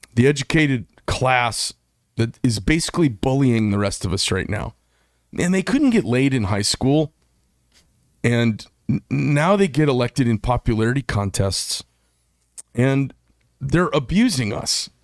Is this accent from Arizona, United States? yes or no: yes; Scottsdale, Arizona, United States; Scottsdale, my hometown